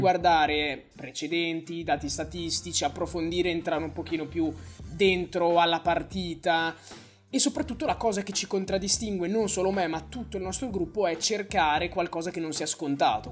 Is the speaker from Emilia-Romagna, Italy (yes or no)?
yes; Bologna, Emilia-Romagna, Italy; io sono di Bologna